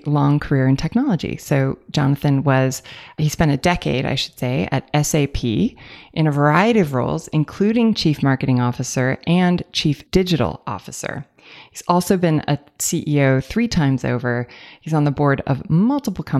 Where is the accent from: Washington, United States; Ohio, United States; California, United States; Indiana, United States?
California, United States; I'm from California